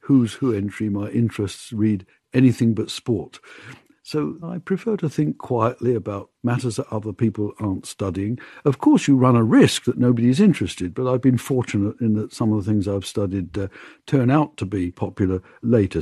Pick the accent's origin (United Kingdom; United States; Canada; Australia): United Kingdom; London; also born or lived in Bournemouth; I was born just outside London